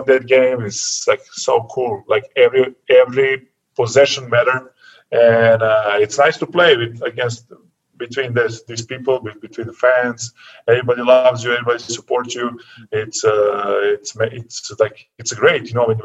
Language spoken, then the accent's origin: English; Serbia; born or raised there; English is a second language; moved away as an adult; also born or lived in Vršac, Serbia